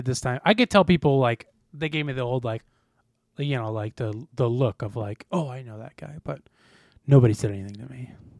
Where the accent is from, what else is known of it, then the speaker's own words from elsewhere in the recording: St. Charles, United States; I'm like, holy shit, I'm from St. Charles. I can barely afford rent.